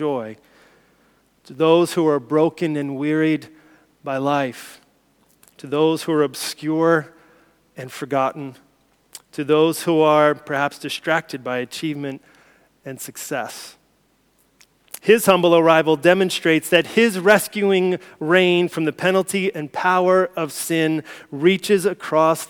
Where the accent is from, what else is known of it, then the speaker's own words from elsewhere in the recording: United States; moved away; as an American, as an outsider